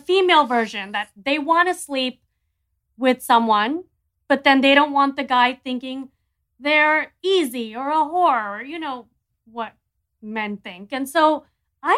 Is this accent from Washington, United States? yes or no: no; Miami, Florida, United States; also born or lived in New York; I'm from Miami.